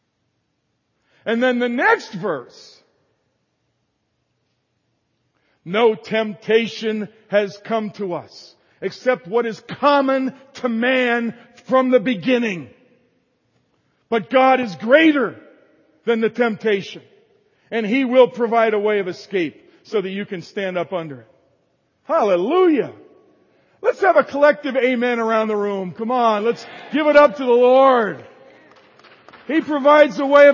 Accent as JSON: {"language": "English", "region": "the North", "country": "United States", "tie": "born or raised there", "moved": "yes", "said": "I was raised in the North"}